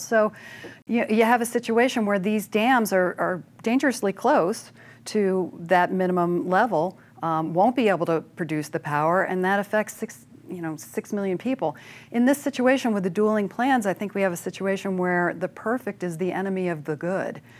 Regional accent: Gunnison, Colorado, United States; I am from Gunnison

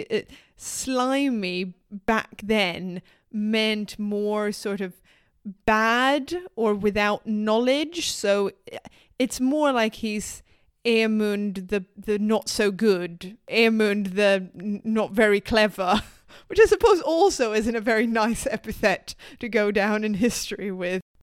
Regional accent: southern Sweden, Sweden; accent: southern Swedish; I'm from the south

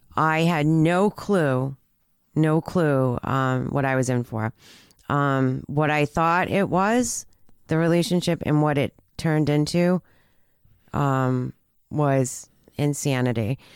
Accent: Peabody, Massachusetts, United States; We grew up in Peabody

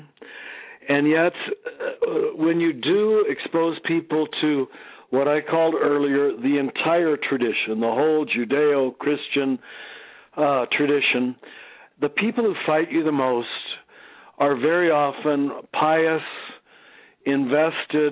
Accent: Kansas, United States; moved away; also born or lived in Cincinnati; a young Catholic boy growing up in Kansas, which is where I grew up.

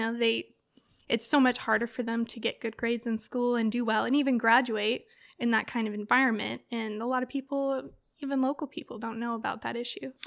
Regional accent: Eureka, California, United States; growing up in Eureka

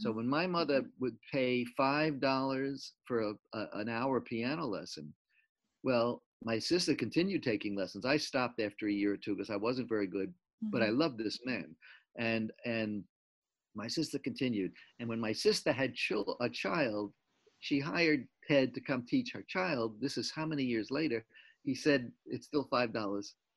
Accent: Jericho, New York, United States; born or raised there; also born or lived in Brooklyn, New York

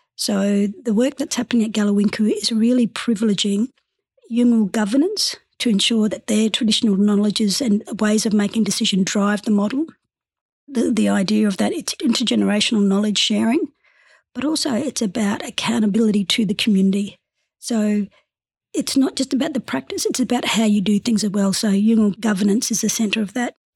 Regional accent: Darwin, Northern Territory, Australia; also born or lived in West Kimberley / Broome / Derby; So born and raised in Darwin, but very much identify as coming from the West Kimberley

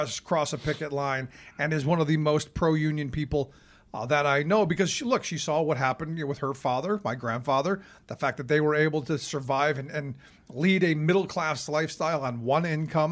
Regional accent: Cleveland, Ohio, United States; growing up in Cleveland, I watched deindustrialization happen.

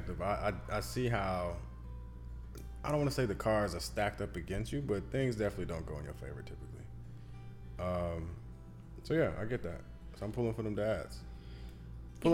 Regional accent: Flint, Michigan, United States; I'm from Flint, Michigan

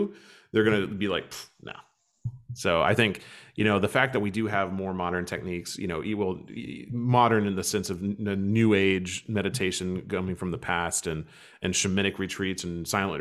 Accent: Lexington, Kentucky, United States; I'm a Kentucky pagan. I'm a Lexington pagan.

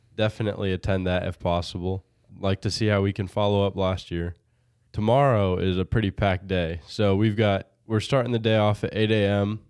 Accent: Berne, Indiana, United States; also born or lived in Bluffton, Indiana; I then moved to Bern and went to the Mennonite preschool and then went to South Adams ever since.

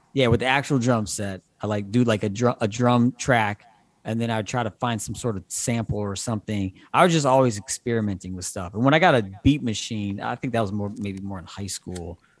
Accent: Evansville, Indiana, United States; now in Cincinnati, United States; I'm from Evansville, Indiana, originally.

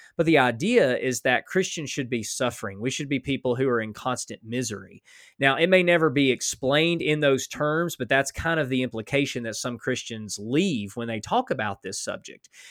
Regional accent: Alabama, United States; now in Oklahoma, United States; I was born in Alabama

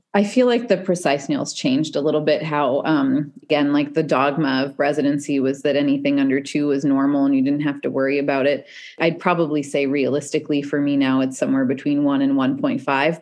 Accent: Canada; moved away; also born or lived in Seattle

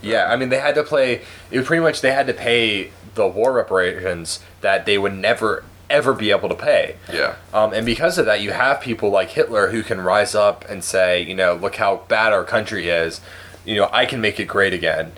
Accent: United States; we are both American. We are both we both have, uh, were born in America, grew up in America

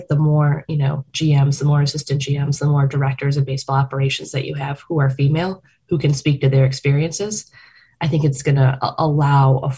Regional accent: Chicago, Illinois, United States; being a Chicagoan

